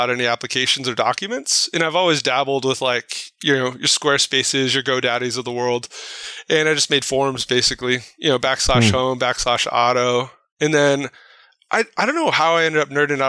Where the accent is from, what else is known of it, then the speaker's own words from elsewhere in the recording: Placentia, California, United States; I grew up in Placentia, which is kind of blue collar town next to Yorba Linda